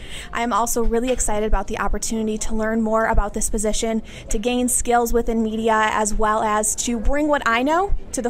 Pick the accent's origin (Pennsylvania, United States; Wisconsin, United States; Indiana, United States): Wisconsin, United States; Fountain City; So I am from the beautiful bluffs of Fountain City, Wisconsin. We got some really great rolling hills over there, as well as my family's dairy and poultry farm. We are 62 cows strong on our farm, where my dad and brother both farm here still today.